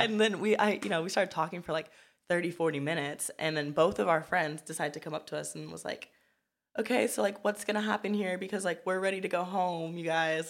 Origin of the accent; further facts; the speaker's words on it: Pasadena, California, United States; also born or lived in Compton, California / Downtown Los Angeles; originally I grew up in Compton for about, like, eight years. Then me and my mom kind of, like, bounced around. We were in downtown L A for a minute. um, you know, I had to move back to Compton and then finally ended up in Pasadena, which is where I went to middle school, high school